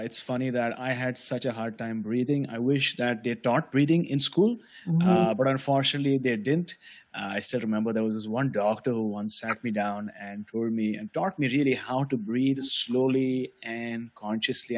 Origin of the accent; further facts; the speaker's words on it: Mumbai, Maharashtra, India; I was born and brought up in Mumbai, which is a city on the west of India.